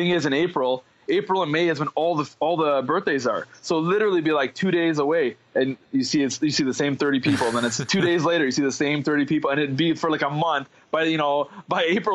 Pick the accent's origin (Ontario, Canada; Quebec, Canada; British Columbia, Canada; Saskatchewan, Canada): Ontario, Canada; Ottawa; I grew up, I was born and raised in Ottawa